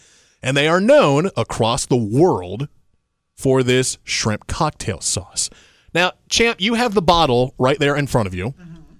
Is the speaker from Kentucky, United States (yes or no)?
no; Indiana, United States; You know, I'm from Indiana. I have been gracious enough.